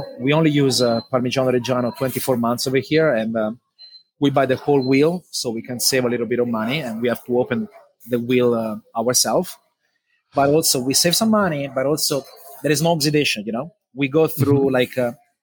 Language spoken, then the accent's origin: English; Italy; moved away; I grew up back home in Italy with chickens as well with my dad